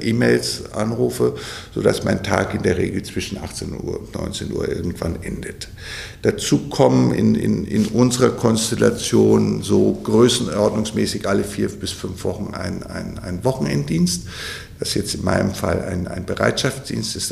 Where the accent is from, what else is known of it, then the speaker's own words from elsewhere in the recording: Bavaria, Germany; moved away; also born or lived in Westphalia; ich komme ja aus, aus Bayern, das ist jetzt nicht so Pferdeland wie hier in Westfalen